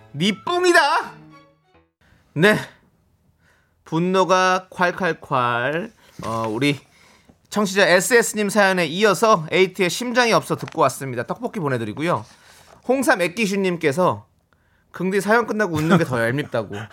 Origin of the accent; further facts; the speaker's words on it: Incheon, South Korea; 제 고향 인천으로 오셨으니까